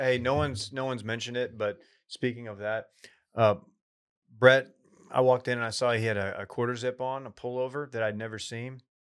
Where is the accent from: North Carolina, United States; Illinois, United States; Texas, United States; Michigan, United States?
Texas, United States; East; moved away; I will be in, uh, East Texas, uh, around the Tyler area, um, playing a, a tournament with, um, a lot of friends from my hometown